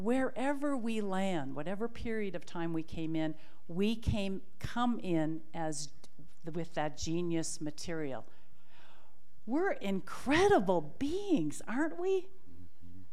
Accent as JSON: {"language": "English", "town": "Milwaukee", "region": "Wisconsin", "country": "United States", "tie": "born or raised there", "said": "at the Milwaukee Public Schools, my hometown"}